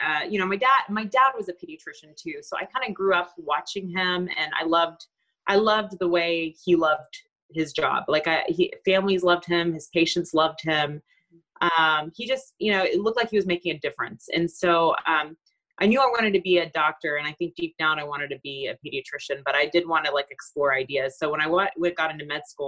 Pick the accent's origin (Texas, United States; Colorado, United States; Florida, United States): Texas, United States; Beaumont; I grew up in Beaumont, Texas